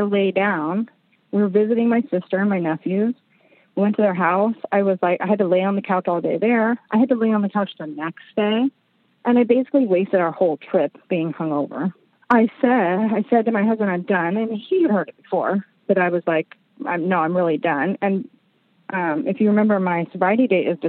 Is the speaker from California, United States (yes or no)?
yes; San Diego, California, United States; moved away; We were in my hometown. I grew up in San Diego.